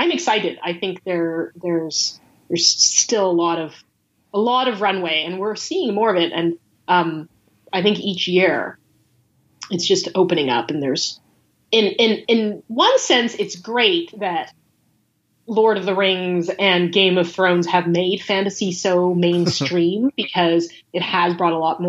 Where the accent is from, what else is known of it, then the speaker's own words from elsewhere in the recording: United States; we as Asian American creators